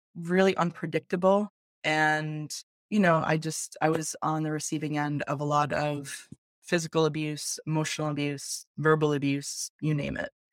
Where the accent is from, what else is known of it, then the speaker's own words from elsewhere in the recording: upstate New York, United States; I grew up kind of middle class um, in a uh, suburban upstate New York